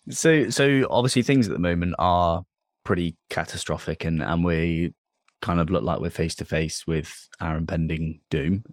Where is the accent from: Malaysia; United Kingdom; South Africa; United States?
United Kingdom; Dorset, South West England; I'm from Dorset, so I'm I'm down, down south and I, it's a farming county, right? There's loads of, lots and lots of land used for farming here. And I, I grew up in a village